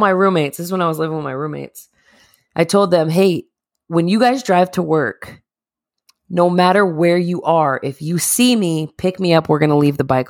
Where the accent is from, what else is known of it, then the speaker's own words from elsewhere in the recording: Northeast, United States; we're from the Northeast.